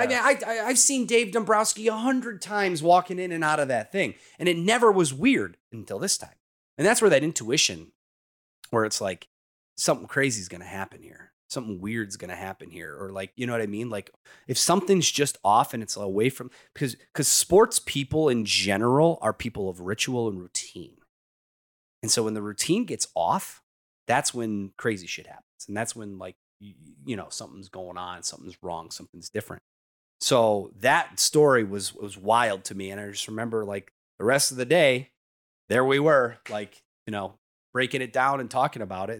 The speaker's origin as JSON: {"language": "English", "town": "Detroit", "region": "Michigan", "country": "United States", "tie": "born or raised there", "said": "I was so privileged and blessed to be able to work in my hometown, the teams I grew up watching"}